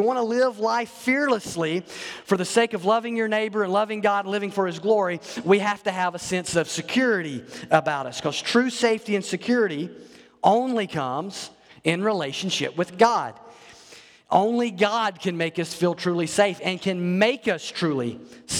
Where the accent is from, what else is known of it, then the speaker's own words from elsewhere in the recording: North Alabama, United States; as a kid growing up in Alabama, there it was tornadoes. We didn't worry about hurricanes in North Alabama